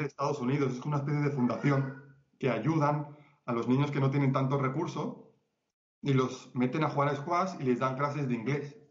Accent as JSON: {"language": "Spanish", "country": "Spain", "moved": "as an adult", "lives_now": "Colombia", "said": "soy español"}